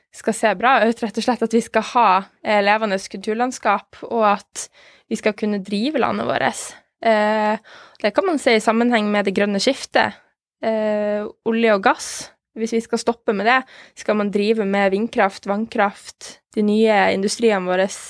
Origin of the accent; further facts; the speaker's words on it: Norway; vi som nordmenn